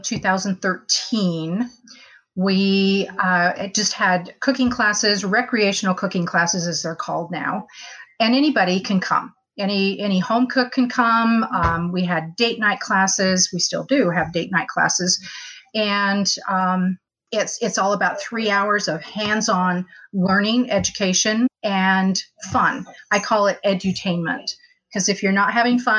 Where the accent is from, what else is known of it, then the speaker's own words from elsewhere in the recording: Salt Lake City, Utah, United States; now in Murray, United States; I grew up on the East Bench of Salt Lake